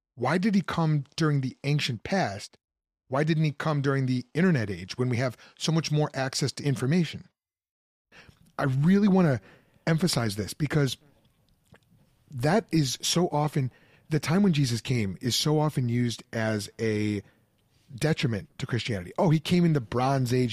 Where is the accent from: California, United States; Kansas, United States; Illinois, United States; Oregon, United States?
Illinois, United States; suburb of Chicago, Midwest; moved away as an adult; also born or lived in Pennsylvania; growing up in the Midwest, uh, mid-sized suburb of Chicago